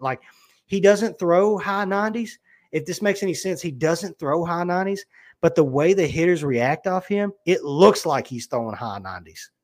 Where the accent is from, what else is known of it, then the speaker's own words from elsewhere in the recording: Kentucky, United States; I'm from Kentucky